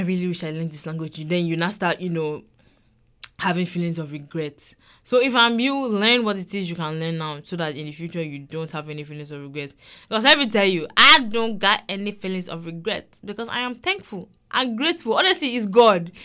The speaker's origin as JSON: {"language": "English", "country": "Nigeria", "first_language": "English", "moved": "yes", "lives_now": "United States", "said": "I am Yoruba. I am from Nigeria"}